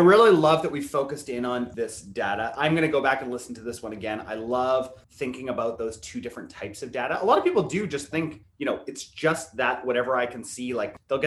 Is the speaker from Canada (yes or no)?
yes; Canada; I'm Canadian